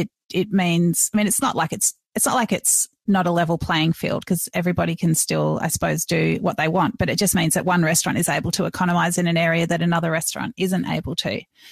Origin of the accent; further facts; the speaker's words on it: Melbourne, Victoria, Australia; Merivale is now coming to my hometown of Melbourne.